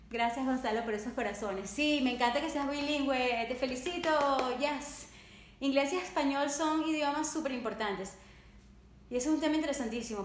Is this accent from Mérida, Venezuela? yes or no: no; Caracas, Capital District, Venezuela; yo nací en Caracas, Venezuela y amo el español